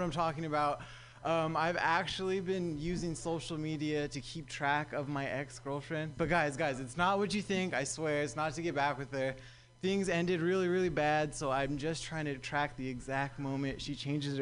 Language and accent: English; Southern California, United States; now in San Francisco Bay Area, United States; I'm actually from Southern California